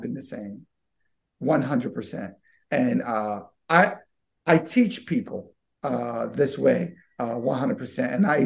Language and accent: English; Baltimore, Maryland, United States; I grew up right up in Cherry Hill in West Baltimore.